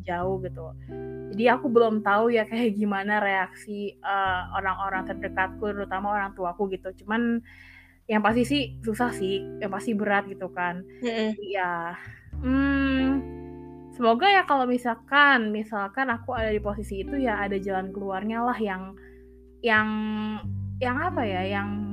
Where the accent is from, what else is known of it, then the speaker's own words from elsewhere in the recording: Indonesia; kita uh, lahir dan besar di Indonesia